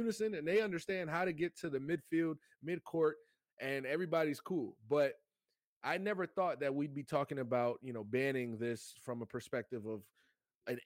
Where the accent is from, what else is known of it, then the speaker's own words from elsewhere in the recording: South Florida, United States; I'm from South Florida